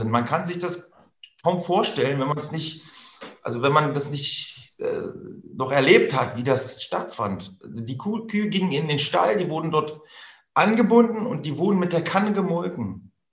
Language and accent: German; Germany; ich bin ja ein Kind der DDR. Ich bin 79 geboren.